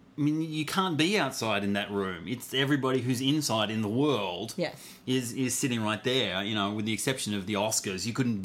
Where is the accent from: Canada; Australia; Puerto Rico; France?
Australia; "Oh, I'm from Australia too." And he's like, "Crikey, you don't sound Australian."